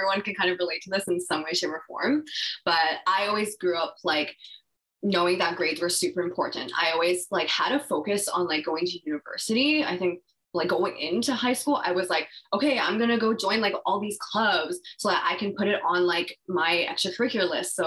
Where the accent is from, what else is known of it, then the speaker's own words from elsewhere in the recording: Vancouver, British Columbia, Canada; I grew up in Vancouver.